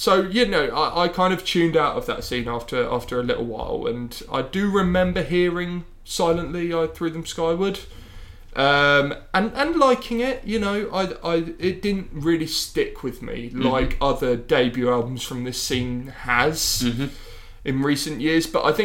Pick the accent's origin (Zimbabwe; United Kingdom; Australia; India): United Kingdom; Horsham, South East England; Brighton is not far from my hometown in Horsham in West Sussex.